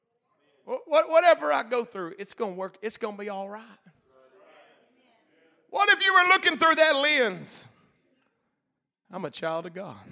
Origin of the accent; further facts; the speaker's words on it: Hot Springs, Arkansas, United States; I'm from Hot Springs.